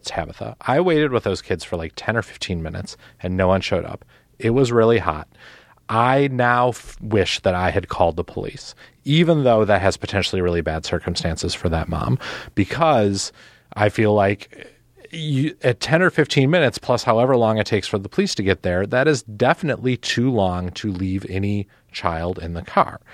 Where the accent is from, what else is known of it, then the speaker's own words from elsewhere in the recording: Milwaukee, Wisconsin, United States; I'm from Milwaukee